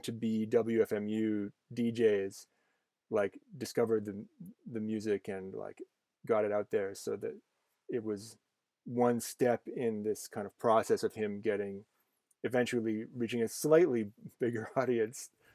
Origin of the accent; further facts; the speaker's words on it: Canada; I'm Canadian